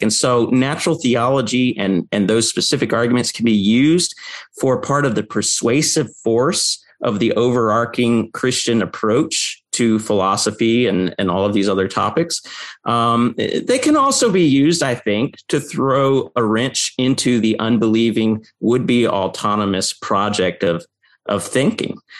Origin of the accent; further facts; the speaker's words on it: United States; I grew up in the American public school system